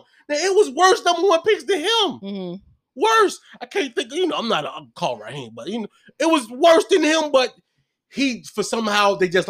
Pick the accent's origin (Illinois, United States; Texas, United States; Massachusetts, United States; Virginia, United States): Illinois, United States; Chicago; moved away; I'm from Stateway motherfucking Projects in Chicago, Illinois